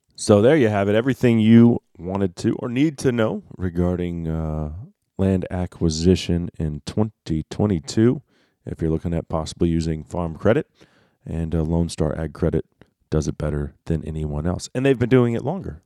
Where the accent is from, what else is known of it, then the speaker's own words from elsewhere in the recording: Dallas, Texas, United States; moved away as an adult; now in McKinney, United States; I grew up in Dallas